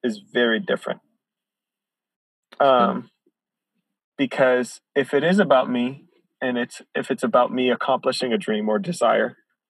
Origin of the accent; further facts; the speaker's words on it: Chicago, Illinois, United States; now in Isla Vista, United States; I grew up in church in Chicago